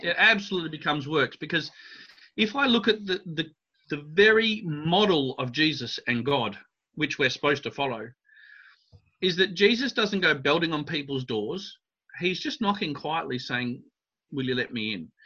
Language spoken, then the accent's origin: English; Adelaide, South Australia, Australia; I grew up in Australia